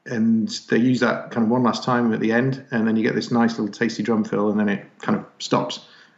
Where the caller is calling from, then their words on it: Manchester, North West England, United Kingdom; So I'm in Manchester in England.